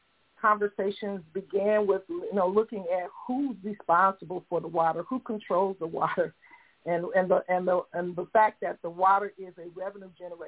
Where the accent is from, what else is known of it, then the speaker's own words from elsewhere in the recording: Saginaw, Michigan, United States; a neighboring community where I was born and raised in Saginaw, Michigan, which is about 30 miles north of Flint